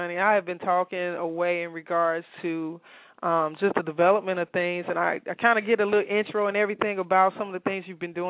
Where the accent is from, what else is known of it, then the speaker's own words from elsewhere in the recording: Chicago, Illinois, United States; now in Atlanta, United States; I'm from Chicago.